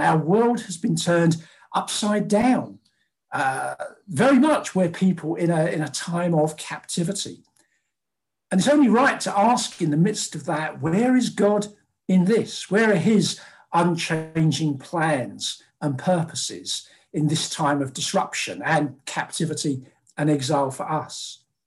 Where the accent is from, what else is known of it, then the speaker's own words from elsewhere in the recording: London, United Kingdom; born and bred in South London, never been north of the Watford Gap, uh, Londoner, Briton through and through